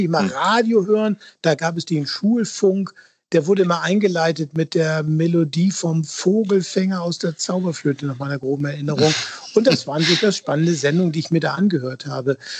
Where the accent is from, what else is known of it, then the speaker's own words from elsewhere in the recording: Hamburg, Germany; als Hamburger